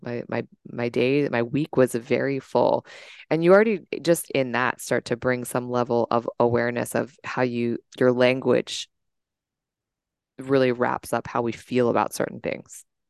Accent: Washington, District of Columbia, United States; I'm from the Washington, D C area, born and raised

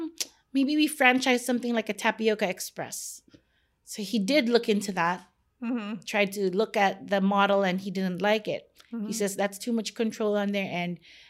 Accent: Philippines; let's bake ube, which is like growing up in the Philippines, it's my vanilla.

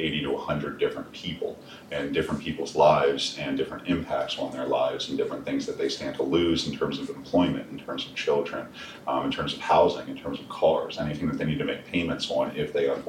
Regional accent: Glen Burnie, Maryland, United States; I'm a local guy. You know, I'm from around the area. I'm from Glen Burnie. I still live in the Glen Burnie area.

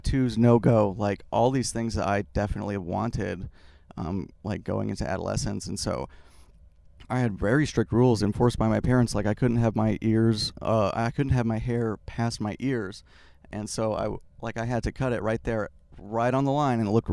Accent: Salt Lake City, Utah, United States; I was born in Salt Lake City, which is like the Mormon capital of the world

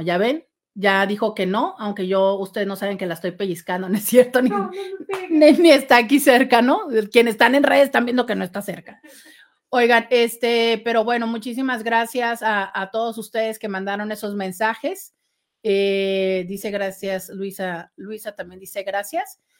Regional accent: Mexico; soy mexicana

